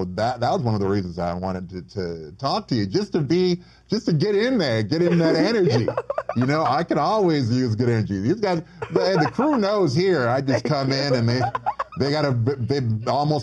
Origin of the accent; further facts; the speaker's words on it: Racine, Wisconsin, United States; I'm from the suburbs of Racine, Wisconsin.